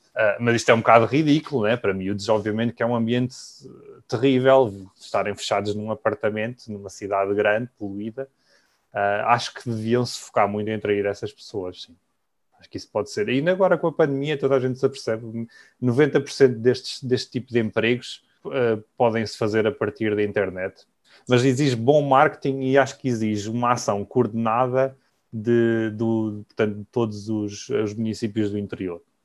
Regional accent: Coimbra, Centro, Portugal; moved away as an adult; also born or lived in London, United Kingdom; now in Thailand; Eu vivi em Coimbra, nasci em Coimbra, vivi em Coimbra até aos meus 20 anos.

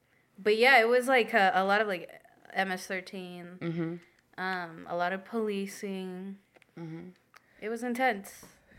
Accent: Falls Church, Virginia, United States; I'm also from Virginia, like you.

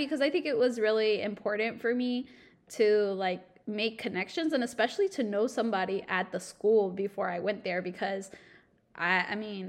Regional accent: North Carolina, United States; also born or lived in Bogota, Colombia; I grew up here in North Carolina with Elsa

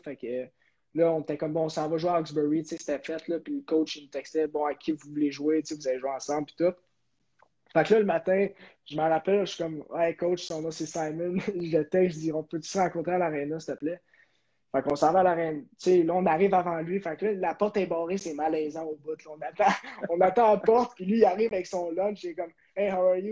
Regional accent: Terrebonne, Quebec, Canada; moved away; also born or lived in Kelowna / Amherst / Northwood School, United States; chez moi à Terrebonne.

